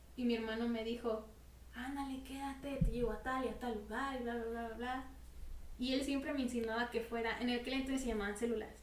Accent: Mexico

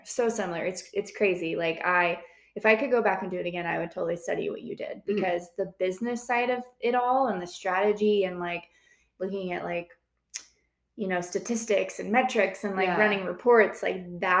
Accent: Montana, United States; Like I grew up in Montana.

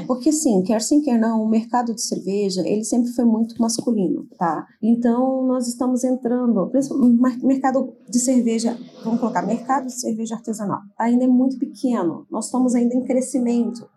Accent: Goiânia, Goiás, Brazil; moved away; eu sou nascida em Goiânia e no momento estou morando em Goiânia, né, voltei para Goiânia

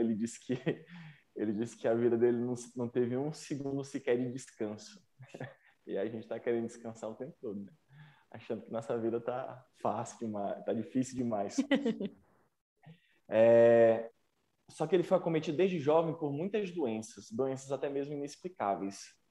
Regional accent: São Luís, Maranhão, Brazil; moved away as an adult; also born or lived in Taguatinga, Brasília; now in Brasília, Brazil; Sou natural de São Luís do Maranhão, tenho 27 anos

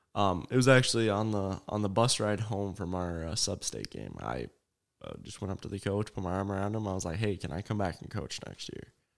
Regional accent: Shellsburg, Iowa, United States; also born or lived in Vinton, Iowa; I'm actually from Shellsburg

